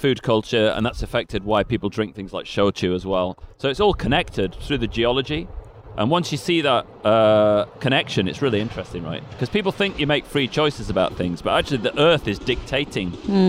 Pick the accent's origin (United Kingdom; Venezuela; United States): United Kingdom; Sheffield, Yorkshire and the Humber; moved away; I'm from Sheffield